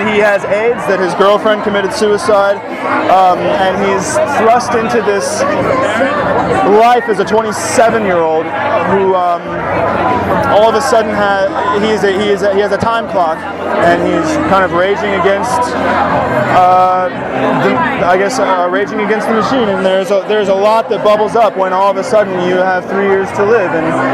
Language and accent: English; St. Louis, Missouri, United States; moved away as an adult; also born or lived in Chicago / New York; now in Los Angeles, United States; I'm from St. Louis, Missouri